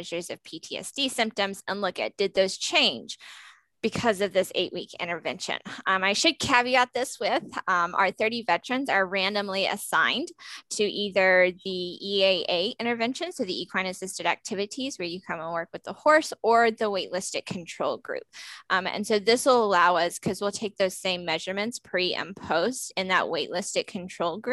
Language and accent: English; Alabama, United States; moved away as an adult; also born or lived in Florida; now in New Jersey, United States; I'm originally from Alabama. I did my undergraduate at Auburn University before going to Florida and then coming to the North